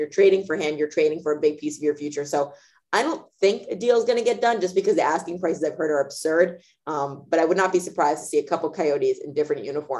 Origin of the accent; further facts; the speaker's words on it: New Jersey, United States; now in Chicago, United States; I'm from New Jersey.